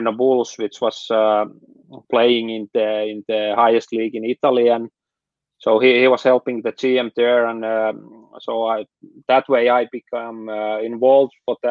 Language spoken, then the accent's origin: English; Kerava, Uusimaa, Finland; also born or lived in Turku / Helsinki; I was born in Turku, but then we moved to Kerava, which is the city close to Helsinki. So I lived there my childhood and played junior hockey there